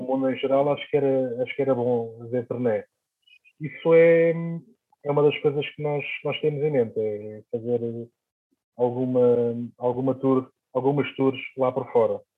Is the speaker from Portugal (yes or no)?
yes; Almada, Setúbal, Portugal; aqui na minha terra, em Almada